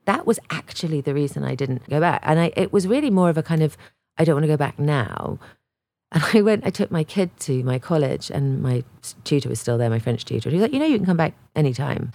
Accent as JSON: {"language": "English", "region": "England", "country": "United Kingdom", "moved": "as an adult", "said": "I was from England"}